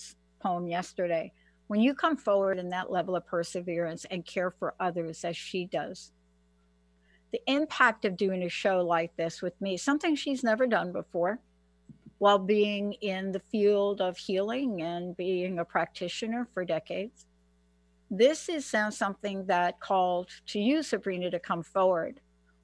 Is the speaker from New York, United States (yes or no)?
yes; New York, United States; also born or lived in Washington state; now in Washington, United States; I'm from New York.